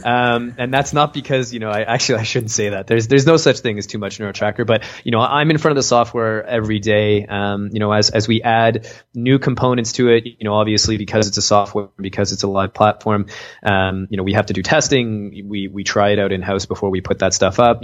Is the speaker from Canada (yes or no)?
yes; Canada; I'm from Canada